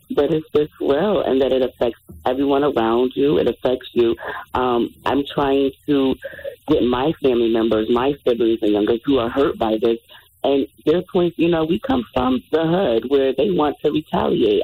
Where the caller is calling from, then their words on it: Connecticut, United States; I'm calling from Connecticut